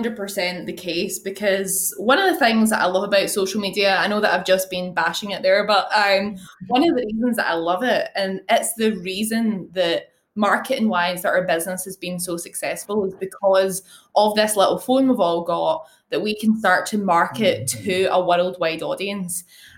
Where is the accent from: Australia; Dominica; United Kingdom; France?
United Kingdom; Glasgow, Scotland; So Glasgow.